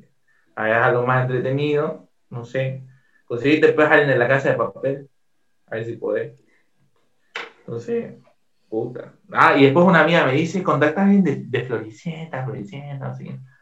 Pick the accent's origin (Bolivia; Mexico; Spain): Bolivia; soy el único boliviano